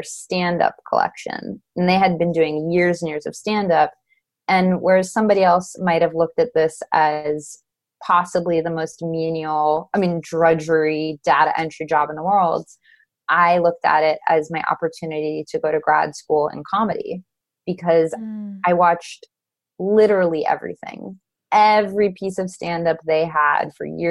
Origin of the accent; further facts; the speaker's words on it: Los Angeles, California, United States; I'm from Los Angeles